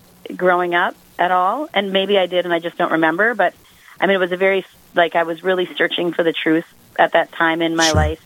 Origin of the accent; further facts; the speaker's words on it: Greenbush, Minnesota, United States; I grew up in Greenbush, Minnesota